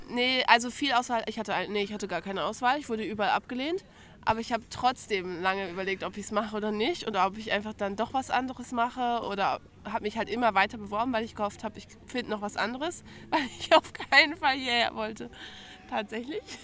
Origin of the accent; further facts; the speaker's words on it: Lower Saxony, Germany; moved away as an adult; now in Ansbach, Germany; Ich komme eigentlich aus Bremen, also aus Bundesland Niedersachsen, wichtiges Detail, aber aus der Nähe von Bremen